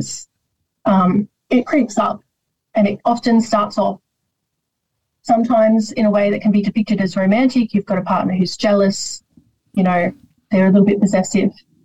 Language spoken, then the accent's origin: English; Sydney, New South Wales, Australia; also born or lived in Rosemeadow; I grew up all over Western Sydney, but Rosemeadow, I spent a period of time in the place, always stayed with me.